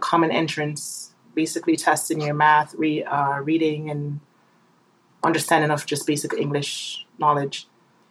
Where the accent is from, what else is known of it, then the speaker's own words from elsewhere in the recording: Jamaica; Growing up in Jamaica was quite interesting. As was stated before, I grew up with my grandparents after my mother left when I was 8